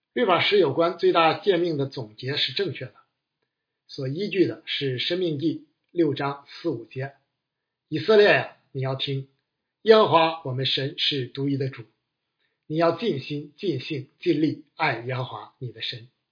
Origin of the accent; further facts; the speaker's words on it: China; 我们中国人推崇的是“大公无私，舍己为人”